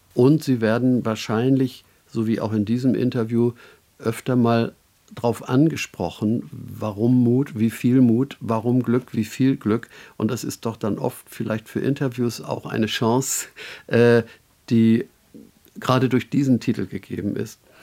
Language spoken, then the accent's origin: German; Northern Germany, Germany; als Norddeutscher